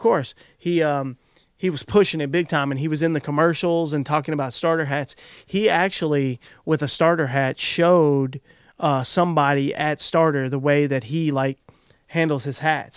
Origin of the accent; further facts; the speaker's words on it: Kentucky, United States; I'm from Kentucky.